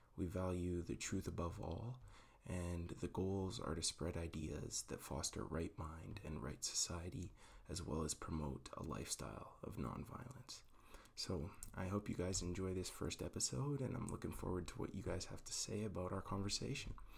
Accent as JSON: {"language": "English", "town": "Calgary", "region": "Alberta", "country": "Canada", "moved": "as an adult", "lives_now": "Camrose, Canada", "said": "I'm from Calgary, Alberta."}